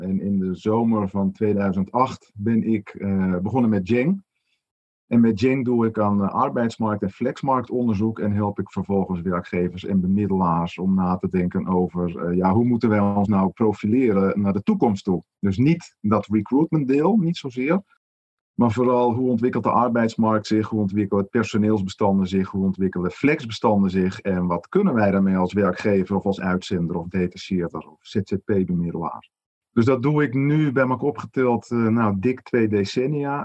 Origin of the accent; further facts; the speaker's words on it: Netherlands; wij als Nederlanders